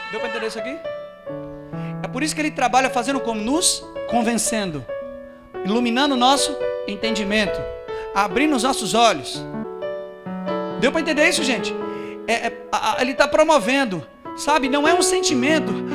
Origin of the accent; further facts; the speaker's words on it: Brazil; eu sou brasileiro